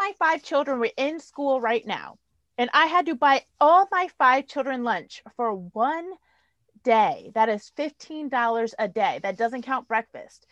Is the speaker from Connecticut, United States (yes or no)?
yes; New Haven, Connecticut, United States; I'm poor. I grew up in New Haven.